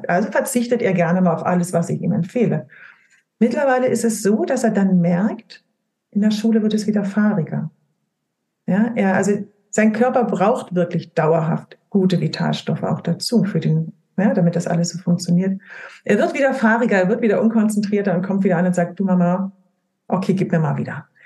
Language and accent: German; Brandenburg, Germany; born there; Also ich komme gebürtig, komme ich aus dem Spreewald. Wir essen alle Leinöl in unserer Familie.